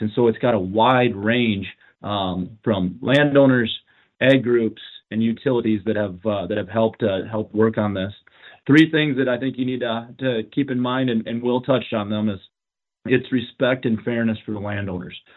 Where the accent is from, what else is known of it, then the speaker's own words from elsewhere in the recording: Madison, South Dakota, United States; I come from Madison